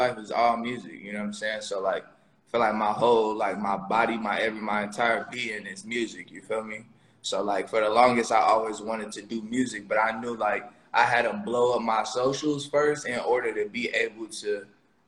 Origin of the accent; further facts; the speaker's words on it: Chicago, Illinois, United States; moved away; also born or lived in Texas; I'm from Southside Chicago and my mom like kind of raised me there before I moved to Texas.